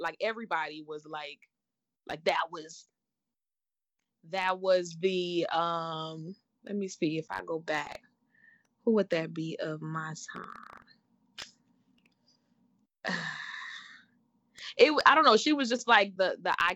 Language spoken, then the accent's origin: English; Statesboro, Georgia, United States; also born or lived in Fort Lauderdale, Florida; Mom moved us when we were real young. So I was in like second, third grade. Moved us to a small town called Statesboro, Georgia